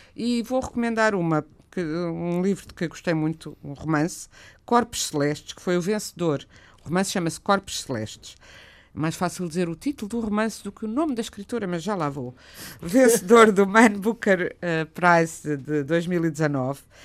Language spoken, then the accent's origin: Portuguese; Portugal; quando eu era criança em Portugal